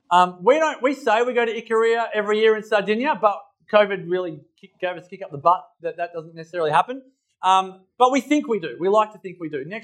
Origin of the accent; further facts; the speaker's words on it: Templestowe, Victoria, Australia; now in Mullumbimby, Australia; I grew up in Templestowe, but now live in Mullumbimby, which is a long way from Templestowe.